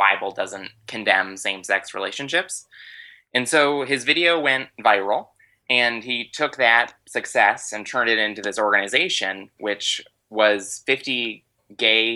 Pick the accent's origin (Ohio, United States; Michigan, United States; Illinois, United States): Michigan, United States; Farmington; I'm originally from Farmington, Michigan, so like a suburb of Metro Detroit.